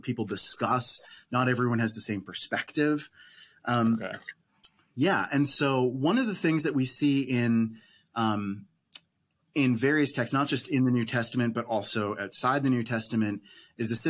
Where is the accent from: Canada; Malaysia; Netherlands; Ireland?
Canada; I'm Canadian